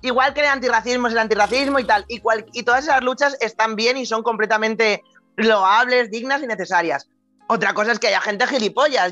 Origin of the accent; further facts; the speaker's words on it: Spain; also born or lived in Denmark; como español